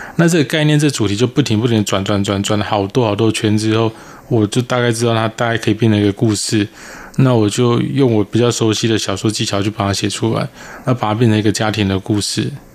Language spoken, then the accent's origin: Chinese; Taiwan; 反而是你那个身为台湾人的那个异常的强大